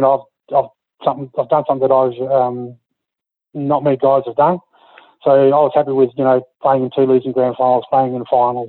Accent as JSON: {"language": "English", "town": "Tammin", "region": "Western Australia", "country": "Australia", "tie": "born or raised there", "moved": "yes", "said": "my hometown, Tamman"}